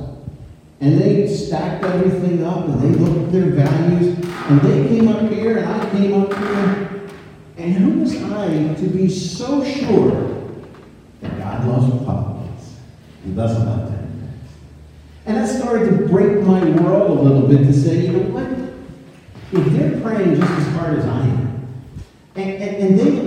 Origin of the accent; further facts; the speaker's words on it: United States; also born or lived in Northern Michigan; And don't think I'm not patriotic. I love our country.